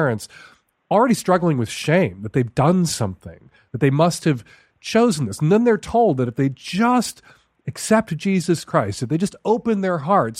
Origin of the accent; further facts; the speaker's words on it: Chicago, Illinois, United States; When I was a teenager growing up in Chicago